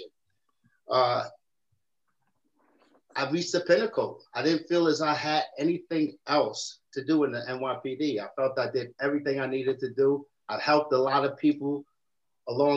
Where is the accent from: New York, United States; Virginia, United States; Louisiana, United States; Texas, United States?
New York, United States; New York City; I come from the South Bronx, obviously. My mother had two sets of twins